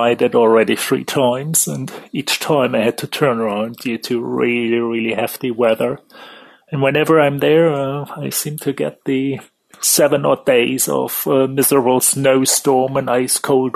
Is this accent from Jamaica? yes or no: no; Germany; now in London, United Kingdom; I'm living in the UK in London, though, as you figure by the accent, I'm actually from Germany